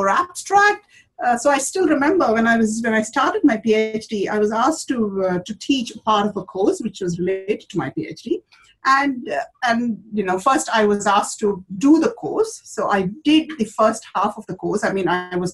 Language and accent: English; India; moved away as an adult; now in Australia; growing up in India